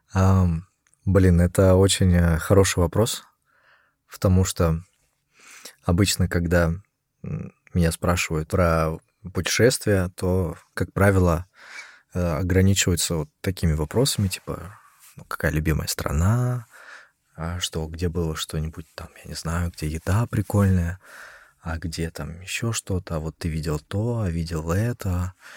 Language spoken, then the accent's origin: Russian; Russia; moved away; оказался в электричке небезызвестной а Москва-Петушки, которая доставила меня а в мой родной город